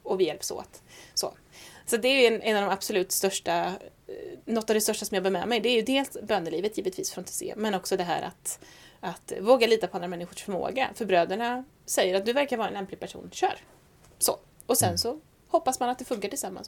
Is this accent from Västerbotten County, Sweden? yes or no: no; Säffle, Värmland, Sweden; accent: Värmland dialect; also born or lived in Stockholm; now in Skara, Sweden; Född i Stockholm, uppvuxen värmlänning, bodde tio år i Säffle men är Skara-stiftare till själ och hjärta